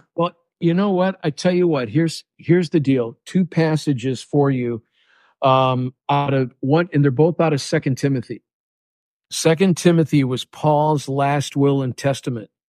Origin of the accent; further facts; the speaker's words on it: Chicago, Illinois, United States; now in South Florida, United States; I'm from Chicago